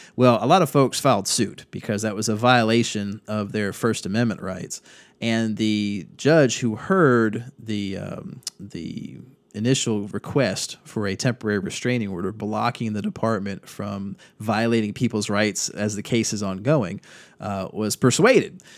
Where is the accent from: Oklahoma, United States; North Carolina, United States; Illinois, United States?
North Carolina, United States; my home state here in North Carolina